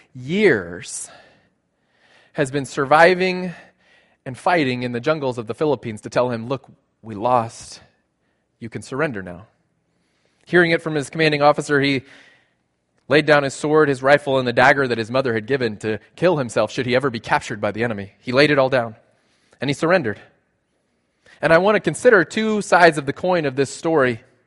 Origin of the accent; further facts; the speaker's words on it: South Texas, United States; moved away; I grew up in South Texas.